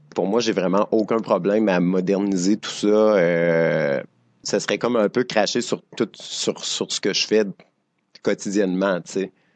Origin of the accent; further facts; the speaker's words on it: Drummondville, Quebec, Canada; moved away as an adult; now in Montreal, Canada; je viens de Drummondville, je dansais dans Makina à Drummondville